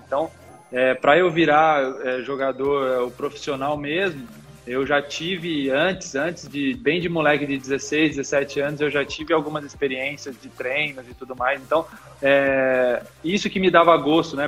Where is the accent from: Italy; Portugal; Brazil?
Brazil; Limeira, São Paulo; also born or lived in Catanduva; eu sou nascido em Catanduva, mas eu nunca morei lá, né, propriamente dito. Meu pai jogava basquete, e profissionalmente, e ele jogava no time aqui de Limeira, que é a cidade que eu, que eu sempre morei